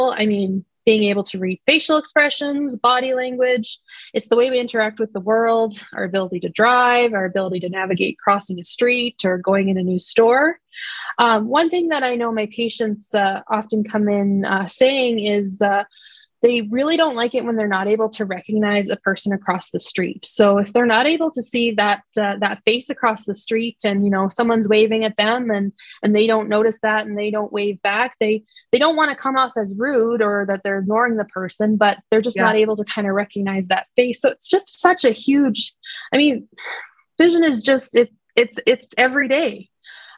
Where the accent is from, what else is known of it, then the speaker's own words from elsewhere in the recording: Estevan, Saskatchewan, Canada; I was born and raised in Estevan